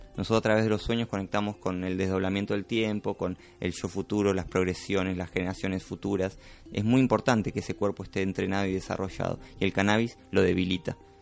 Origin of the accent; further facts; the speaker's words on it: Buenos Aires, Argentina; moved away as an adult; me crié en Buenos Aires